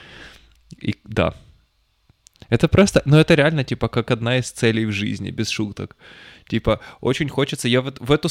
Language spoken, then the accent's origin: Russian; Petropavlovsk-Kamchatsky, Kamchatka Krai, Russia; я рос в Петропавловске-Камчатском